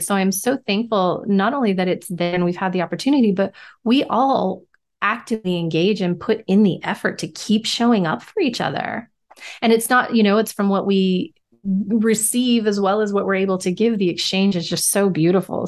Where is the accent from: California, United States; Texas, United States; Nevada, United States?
Nevada, United States; growing up in Nevada, we always had the casinos